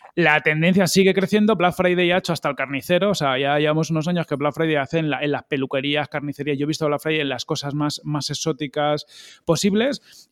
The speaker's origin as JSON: {"language": "Spanish", "region": "Galicia", "country": "Spain", "said": "mi tierra, por Galicia"}